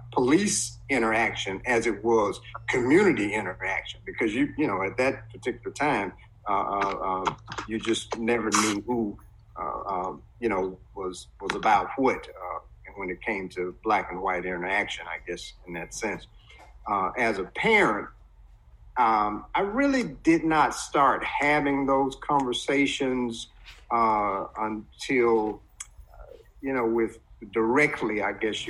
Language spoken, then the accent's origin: English; Cleveland, Mississippi, United States; growing up in Cleveland, Mississippi, in the early, you know, late 60s, early 70s